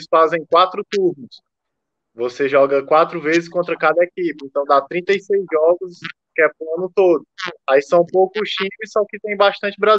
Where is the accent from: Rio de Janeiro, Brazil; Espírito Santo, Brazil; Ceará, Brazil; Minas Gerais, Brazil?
Ceará, Brazil; now in São Paulo, Brazil; Eu sou do Ceará. Eu moro em São Paulo hoje, mas nasci e me criei a vida toda no Ceará.